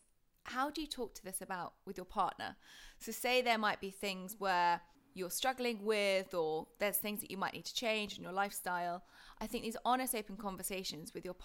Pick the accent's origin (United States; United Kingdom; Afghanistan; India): United Kingdom; being British